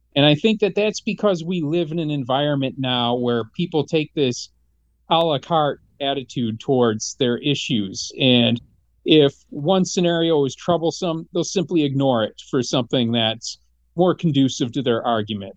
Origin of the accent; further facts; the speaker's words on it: Michigan, United States; growing up in Michigan